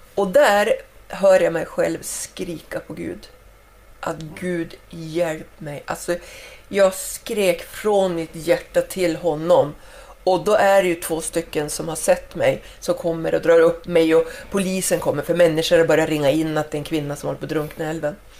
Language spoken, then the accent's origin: Swedish; Skellefteå, Västerbotten County, Sweden; also born or lived in Spain; jag var ju hemma i Skellefteå efter jag hade bott en vända i Spanien och hade kommit hem. Och jag cyklar i, i stan där hemma